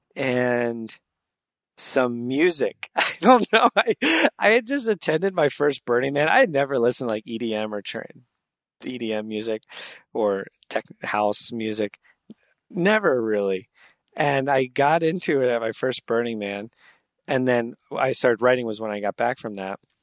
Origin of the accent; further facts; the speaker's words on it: New Jersey, United States; moved away as an adult; also born or lived in Pittsburgh / New York; now in San Diego, United States; I grew up in New Jersey